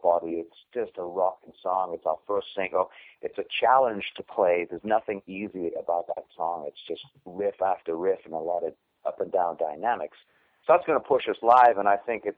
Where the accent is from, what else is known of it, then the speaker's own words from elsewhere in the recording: Newcastle upon Tyne, North East England, United Kingdom; now in United States; A place called Newcastle in England that's known only really for beer